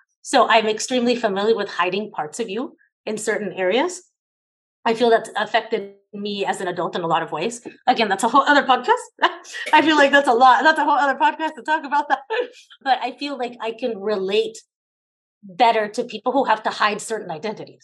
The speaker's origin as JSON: {"language": "English", "town": "Los Angeles", "region": "California", "country": "United States", "tie": "born or raised there", "also_born_or_lived": "El Salvador", "said": "My family brought me here to the United States when I was 5. We immigrated with every other Salvadorian who was running from the Civil War in the late 70s and the early 80s. We followed the migration pattern and ended up in Los Angeles, California"}